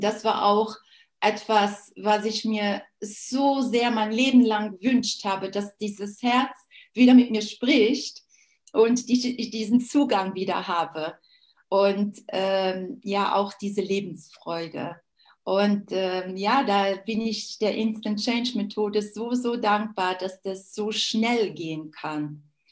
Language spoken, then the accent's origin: German; Luxembourg; Ich bin Luxemburgerin